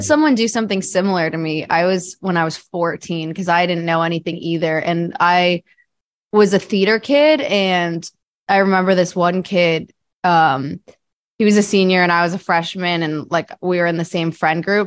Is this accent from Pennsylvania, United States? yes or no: no; New Jersey, United States; I grew up in New Jersey